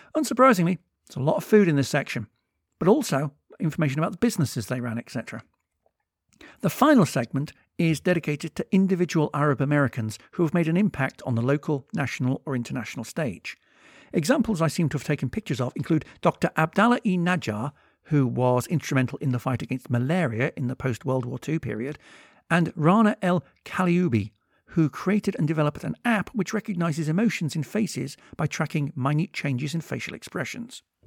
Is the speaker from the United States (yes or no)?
no; United Kingdom; also born or lived in Liverpool; I'm British